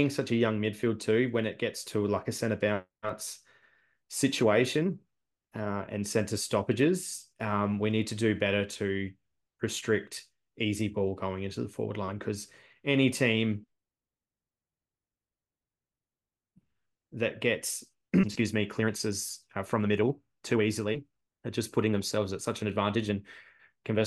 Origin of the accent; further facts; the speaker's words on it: Adelaide, South Australia, Australia; I'm a punter from Adelaide who spectates every couple of weeks